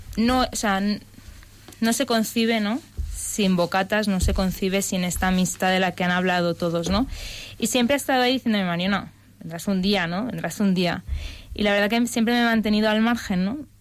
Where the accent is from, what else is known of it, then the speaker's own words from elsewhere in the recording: Barcelona, Catalonia, Spain; moved away as an adult; now in Madrid, Spain; soy de Barcelona y llevo ya tres años en Madrid